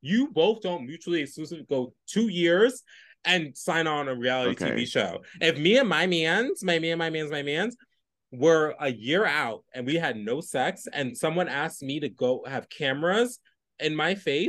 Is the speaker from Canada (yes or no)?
no; United Kingdom; Shout out to the Brits. Shout out to the Brits. I'm a Brit girl.